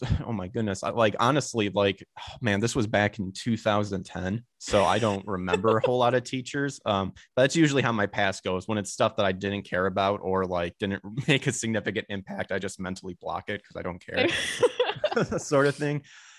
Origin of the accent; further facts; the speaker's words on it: Illinois, United States; because I'm originally from Illinois, and I went to Northern Illinois University to get that.